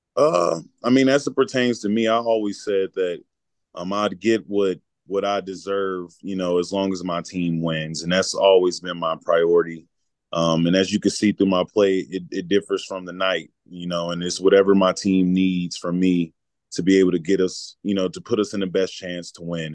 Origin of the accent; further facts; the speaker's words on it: Charlotte, North Carolina, United States; moved away; growing up in Charlotte, North Carolina